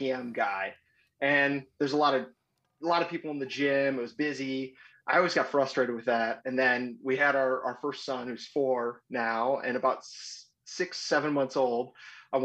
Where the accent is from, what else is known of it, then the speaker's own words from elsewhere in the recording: North Metro of the Twin Cities, Minnesota, United States; I grew up North Metro of the Twin Cities on a lake.